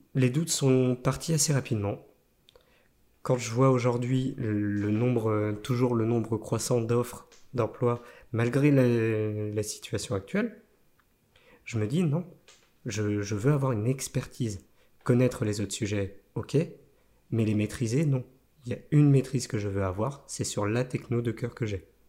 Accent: Nantes, Pays de la Loire, France; also born or lived in La Chapelle-sur-Erdre; je suis né à Nantes et au final, mon père était directeur technique à Alcatel d'Orvaux

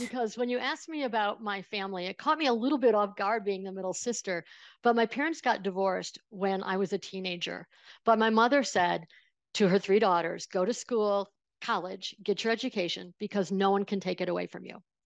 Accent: small town outside of Buffalo, New York, United States; I grew up in Buffalo, uh, in a small town outside of Buffalo, New York

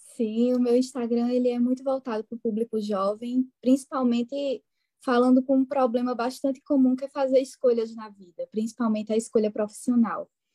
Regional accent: interior of Pernambuco, Brazil; accent: pernambucano do interior; com esse meu sotaque pernambucano do interior de Pernambuco

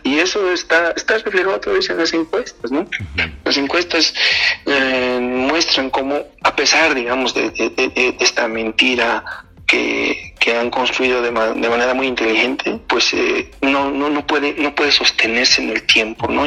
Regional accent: Bolivia; como bolivianos

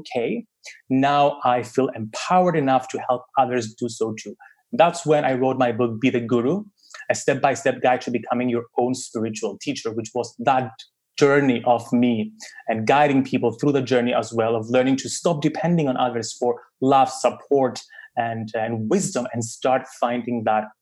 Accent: Cyprus; I was born in Cyprus, a little island in the Mediterranean

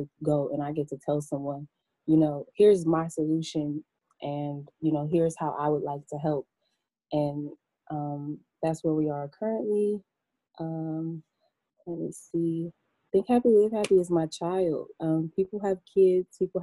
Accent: Cleveland, Ohio, United States; moved away as an adult; now in Maryland, United States; I'm from Cleveland. About 4 years ago, I moved to Maryland

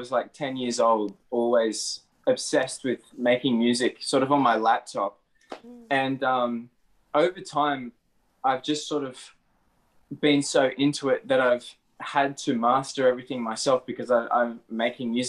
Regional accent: Australia; I'm from Australia

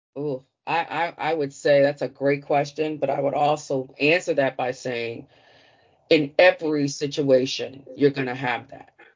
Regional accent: Washington, District of Columbia, United States; growing up in Washington, D.C., I'm from the Chocolate City, the original Chocolate City.

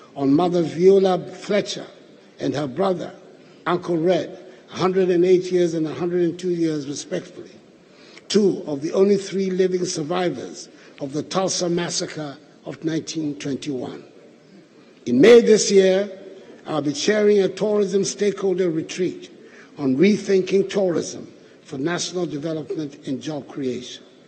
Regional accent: Ghana; identifies each of us as proudly Ghanaian

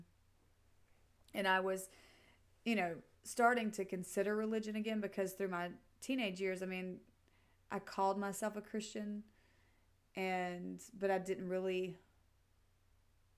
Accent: Mississippi, United States; growing up in Mississippi

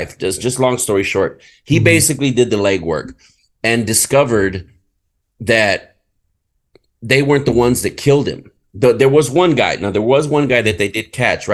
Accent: United States; I'm an American, you know, but my culture is Hispanic

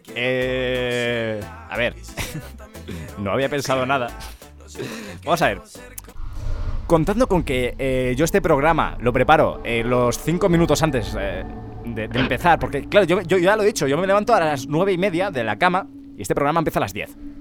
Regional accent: Ávila, Castile and León, Spain; soy de Ávila

